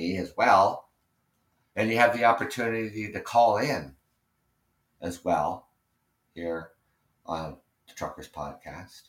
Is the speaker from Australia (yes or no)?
no; Canada; being Canadian